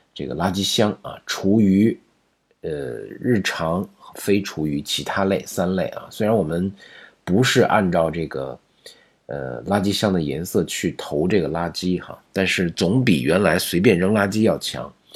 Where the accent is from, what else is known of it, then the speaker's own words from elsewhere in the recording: China; 我们中国人写的再好的文章，这个日语它不是我们的母语啊